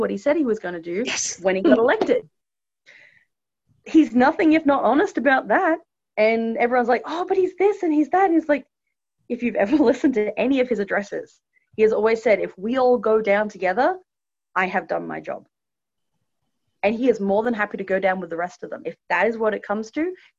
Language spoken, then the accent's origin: English; Australia; moved away as an adult; growing up in Australia, because that's my home country.